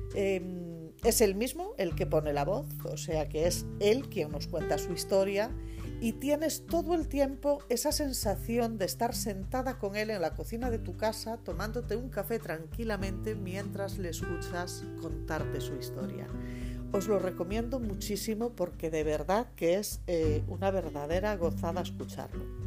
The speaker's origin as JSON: {"language": "Spanish", "region": "Galicia", "country": "Spain"}